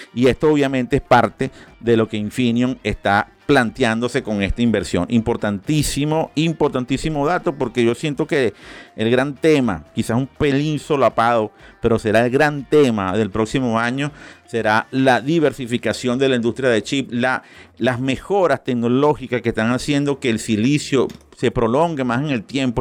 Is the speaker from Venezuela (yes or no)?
yes; Venezuela; Y como yo soy muy venezolano, pero también soy muy colombiano